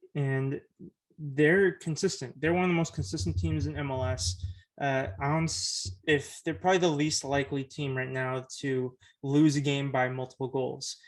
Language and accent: English; Oakland, California, United States; I was born in Oakland. I've lived in the East Bay Area my whole life